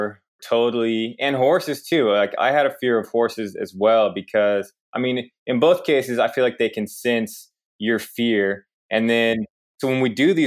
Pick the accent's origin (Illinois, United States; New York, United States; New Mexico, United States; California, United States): New Mexico, United States; Santa Fe; moved away as an adult; also born or lived in Rio de Janeiro, Brazil; now in Davis, United States; I'm from Santa Fe, New Mexico